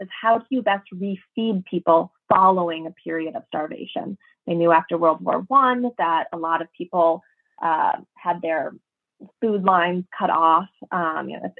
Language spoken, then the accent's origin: English; Minnesota, United States; I'm from Minnesota